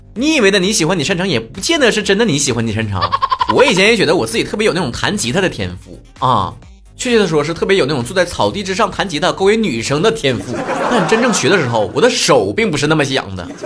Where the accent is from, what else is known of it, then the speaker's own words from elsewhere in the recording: Northeast China, China; 我也是东北人